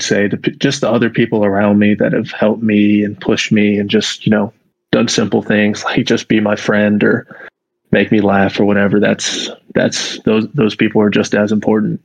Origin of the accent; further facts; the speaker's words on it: Durham, North Carolina, United States; I live in Durham and I'm from Durham. I've been here my whole life